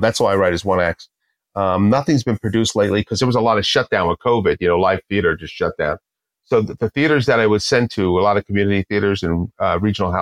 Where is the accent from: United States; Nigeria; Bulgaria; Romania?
United States; New Jersey; I'm from Jersey